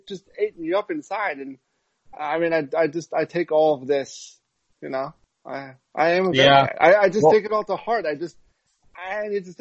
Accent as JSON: {"language": "English", "region": "New York", "country": "United States", "tie": "born or raised there", "said": "I grew up in New York"}